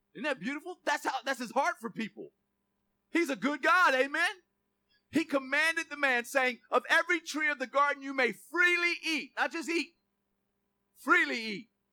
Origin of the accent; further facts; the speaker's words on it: Gainesville, Florida, United States; I'm from Lincoln Estates in southeast Gainesville